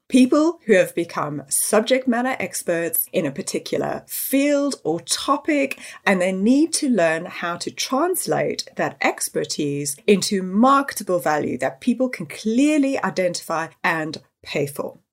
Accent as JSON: {"language": "English", "town": "Johannesburg", "region": "Gauteng", "country": "South Africa", "tie": "born or raised there", "moved": "as an adult", "lives_now": "United Kingdom", "said": "I was born and raised in Johannesburg in South Africa"}